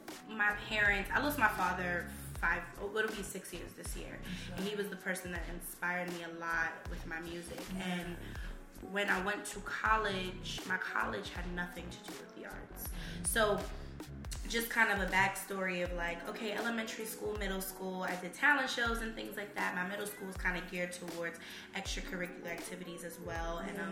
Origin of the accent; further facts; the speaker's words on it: Bronx, New York, United States; So growing up in the Bronx, just I went to Kipps Bay Boys and Girls Club.